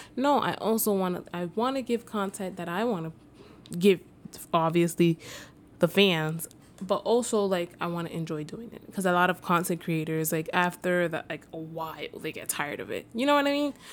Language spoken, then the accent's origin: English; New York City, New York, United States; I was born and raised in the Bronx